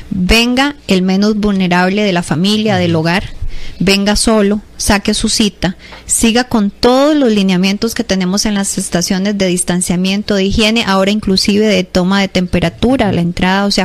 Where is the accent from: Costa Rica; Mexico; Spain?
Costa Rica; Entonces nosotros como costarricenses em, seamos profetas de nuestra tierra y aprendamos a sacarle más provecho al servicio.